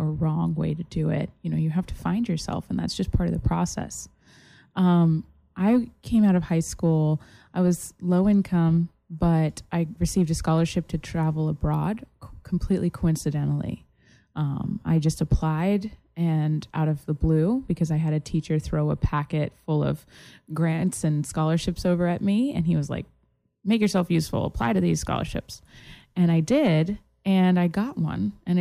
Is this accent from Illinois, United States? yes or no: no; Massachusetts, United States; now in Florida, United States; I went to high school here in Florida, but I'm originally from Massachusetts